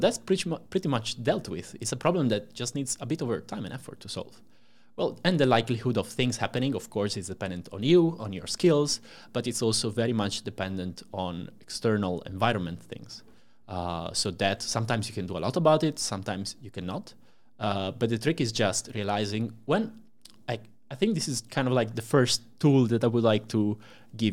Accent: Italy; moved away as an adult; now in Amsterdam, Netherlands; I'm from Italy, uh, born and raised there until I came to Amsterdam about, uh, four years ago

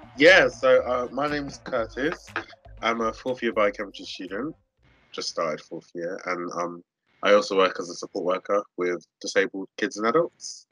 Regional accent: London, United Kingdom; moved away as an adult; now in Southampton, United Kingdom; I grew up in Southeast London

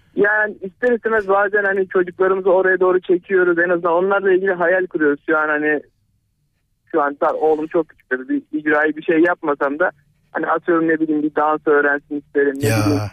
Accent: Manisa, Turkey; now in Ankara, Turkey; Küçükken 7 yaşındayken bile Manisalıyım ben.

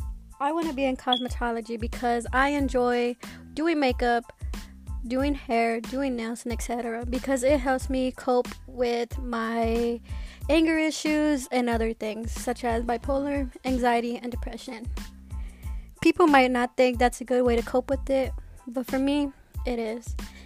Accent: Texas, United States; I'm from Texas and I'm 18

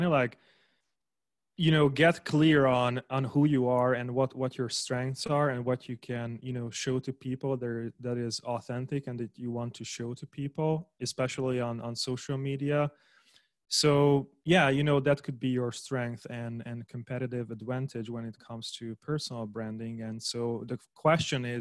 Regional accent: Hungary; also born or lived in Budapest, Hungary / Germany / Austria; I was born in Hungary, but not in Budapest.

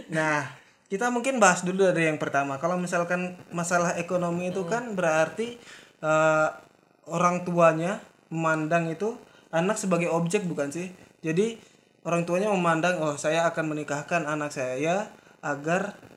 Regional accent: Lombok, West Nusa Tenggara, Indonesia; kita dari Lombok

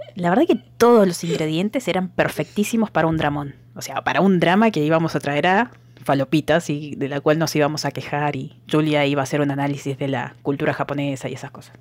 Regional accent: Argentina; Yo soy de otra provincia

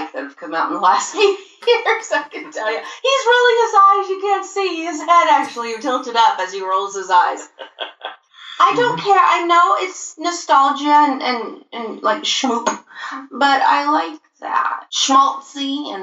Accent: United States; we're American

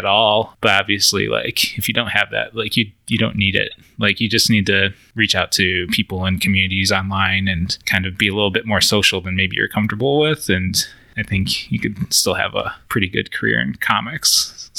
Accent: an hour south of Buffalo, New York, United States; moved away; I grew up like an hour south of Buffalo, New York

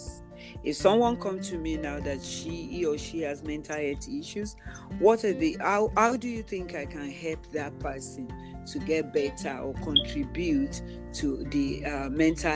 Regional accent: Nigeria; I have an African background and I am a Nigerian by birth

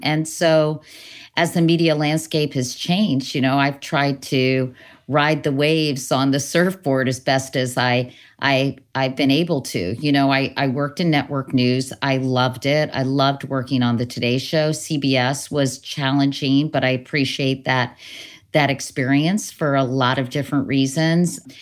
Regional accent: Northern Virginia, United States; growing up in Northern Virginia, you know, I lived near Lee Highway

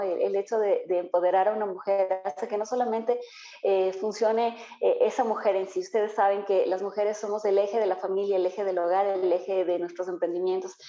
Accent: Ambato, Tungurahua, Ecuador; now in Quito, Ecuador; yo soy ambateña. Yo nací en Ambato, eh, pero estoy radicada ya en Quito ya como 22 años.

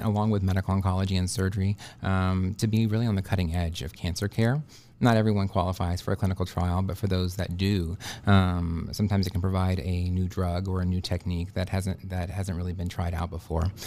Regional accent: Dallas, Texas, United States; moved away as an adult; also born or lived in Houston, Texas / Austin, Texas / Galveston, Texas; now in Bismarck, United States; I'm originally from Texas. Uh, I was born and raised in Dallas, moved to Houston for high school

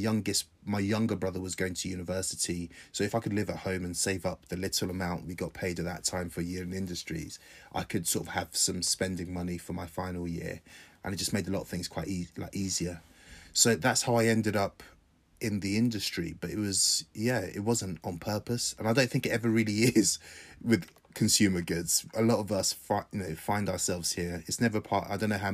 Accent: Croydon, London, United Kingdom; also born or lived in Ilesha, Nigeria / Ile Ife, Nigeria / Brighton; I grew up very close to Croydon.

